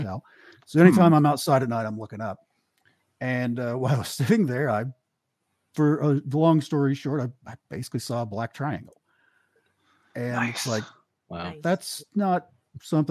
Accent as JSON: {"language": "English", "region": "Eastern Kentucky", "country": "United States", "tie": "born or raised there", "moved": "as an adult", "said": "I grew up in Eastern Kentucky"}